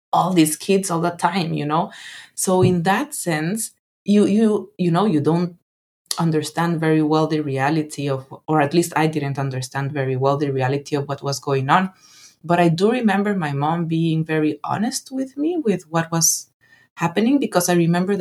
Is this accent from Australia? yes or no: no; Guatemala; moved away as an adult; also born or lived in Netherlands / Thailand; now in Washington DC, United States; I loved growing up in Guatemala